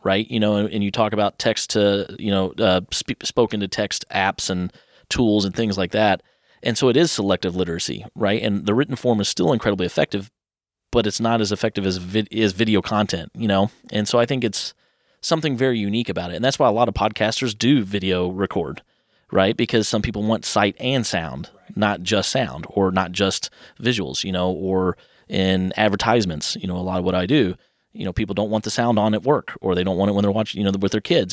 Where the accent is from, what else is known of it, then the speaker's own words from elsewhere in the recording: Louisville, Kentucky, United States; born and raised in Cloverleaf Acres